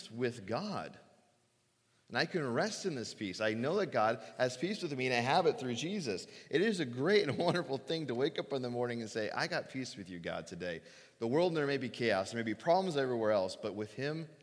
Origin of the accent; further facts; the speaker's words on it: Phoenix, Arizona, United States; moved away; I grew up in Phoenix. I grew up in the desert